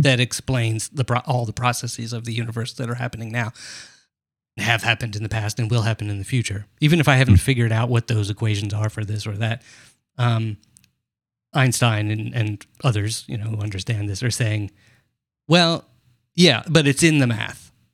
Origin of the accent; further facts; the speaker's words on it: United States; I'm American